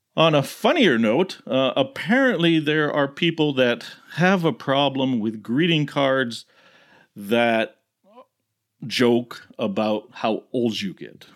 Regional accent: United States; as an American

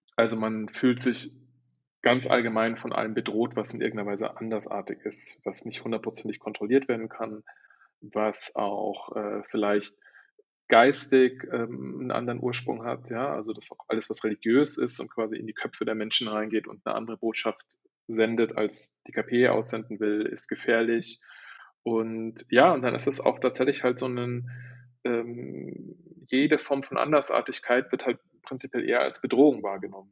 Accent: Germany; moved away as an adult; also born or lived in Shanghai, China / Istanbul, Turkey; das hat mich so eigentlich wieder in die Heimat gespült

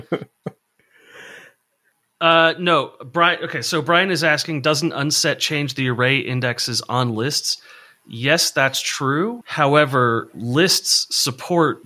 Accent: San Diego, California, United States; I grew up in San Diego

